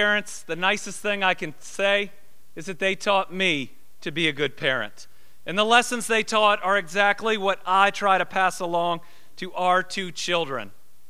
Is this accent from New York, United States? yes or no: no; Kentucky, United States; I was raised right here in Kentucky.